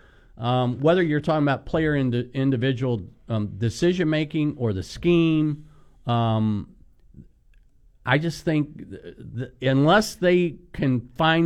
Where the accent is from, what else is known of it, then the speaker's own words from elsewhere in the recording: Kentucky, United States; I'm from Kentucky.